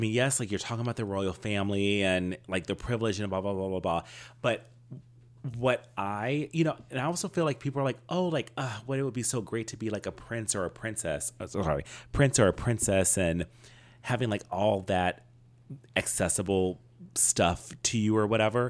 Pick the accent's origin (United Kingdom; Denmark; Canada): United Kingdom; I told you, I'm a British white woman.